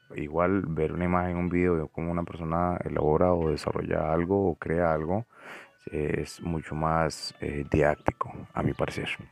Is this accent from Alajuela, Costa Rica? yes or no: yes; San Ramón, Alajuela, Costa Rica; soy nativo de un pueblo que se llama San Ramón, que está en el extremo oeste, norte del Valle Central de Costa Rica